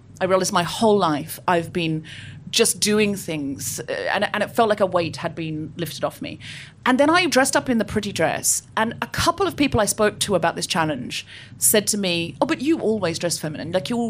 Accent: Gold Coast, Queensland, Australia; I grew up on the Gold Coast. I know I don't sound especially Australian, but I read a lot of Enid Blyton as a child and I picked up the accent from the books.

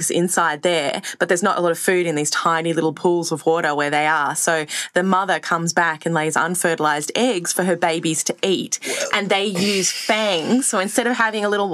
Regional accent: Sydney, New South Wales, Australia; I grew up in Surrey Hills in Sydney, so like pretty city kid

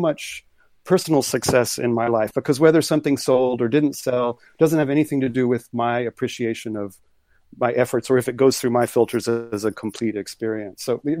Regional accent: Corpus Christi, Texas, United States; born there; also born or lived in Tehran, Iran; I was born in Corpus Christi on the water, but it was sort of more of my family was just kind of moving around, and that's when I popped out.

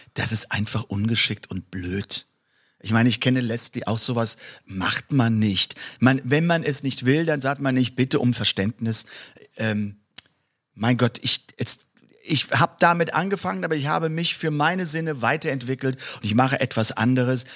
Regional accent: Mörz, Rhineland-Palatinate, Germany; ist in der Vordereifel. Und ähm, ja, das ist meine Heimat.

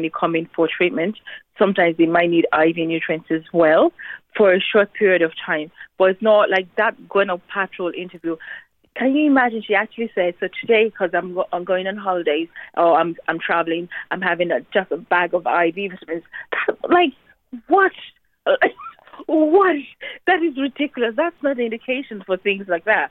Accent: Nigeria; now in Ireland; my home country, Nigeria

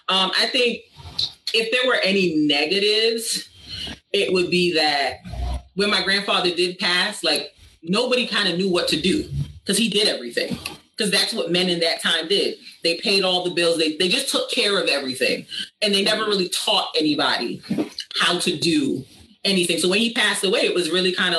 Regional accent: Barbados; I'm an islander. I'm from Barbados. That's where my family's from.

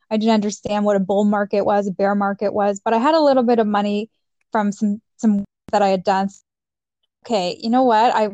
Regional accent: Mexico; now in Canada; my parents were super supportive in, of education and us getting a better future. That's why we moved to Canada from Mexico.

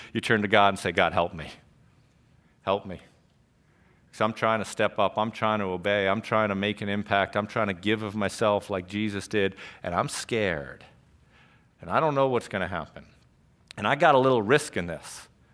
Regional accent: Trumbull, Connecticut, United States; I grew up in Trumbull. I grew up, um, up in the Tashua area off of Stonehouse Lane

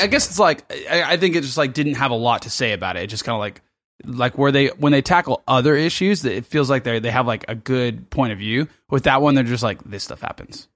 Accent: Los Angeles, California, United States; now in Sydney, Australia

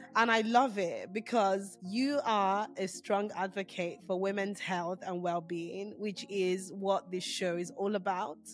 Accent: Nigeria; moved away; being Nigerian, I grew up in a household where these names weren't mentioned

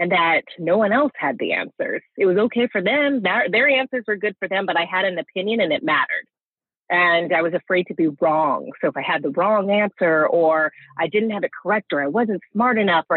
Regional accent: Santa Cruz, California, United States; growing up in Santa Cruz

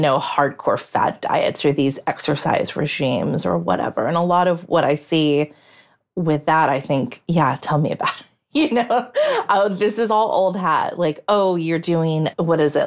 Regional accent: United States; as an American

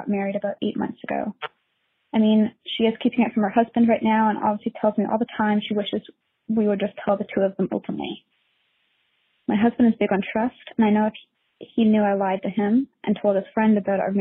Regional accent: Canada; moved away as an adult; now in United States; I'm a Canadian

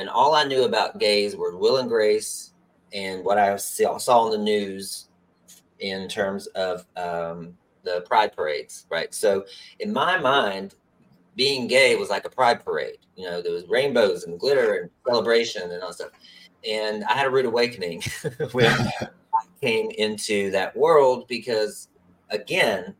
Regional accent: West Virginia, United States; moved away; also born or lived in North Carolina; I grew up in West Virginia

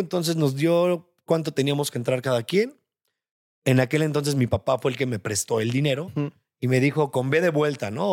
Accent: Mexico; Te hablo de México porque pues, soy mexicano, no vivo ni he crecido en otros en otras partes del mundo

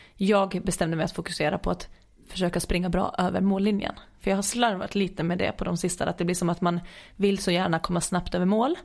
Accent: Åland Islands; hemma på Åland

